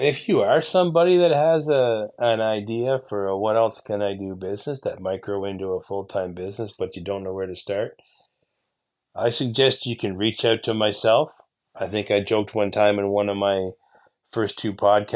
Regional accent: Eastern Ontario, Canada; my hometown here in Eastern Ontario

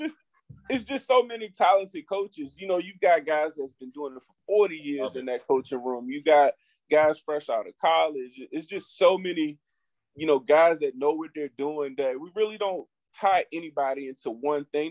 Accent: Highland Springs, Virginia, United States; growing up in Highland Springs

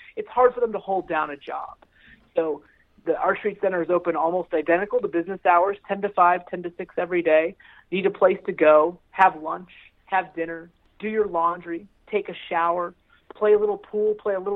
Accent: Palmyra, Pennsylvania, United States; moved away as an adult; now in Lancaster, United States; I grew up in Palmyra. I live in Lancaster

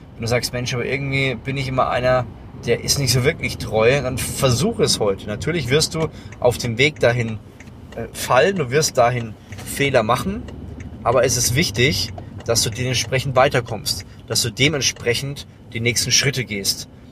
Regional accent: Lower Franconia, Bavaria, Germany; ich komme aus Unterfranken

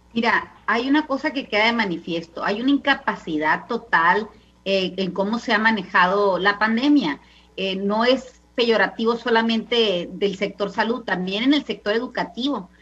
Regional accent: Mexico

